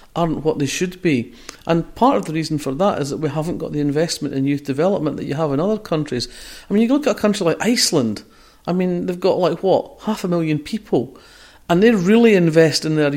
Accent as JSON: {"language": "English", "area": "Fife", "region": "Scotland", "country": "United Kingdom", "said": "I come from Fife."}